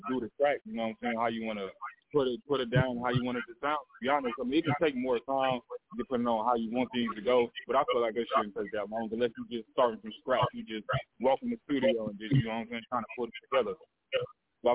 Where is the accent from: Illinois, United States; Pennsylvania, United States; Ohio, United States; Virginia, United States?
Illinois, United States; now in Indiana, United States; I'm from Illinois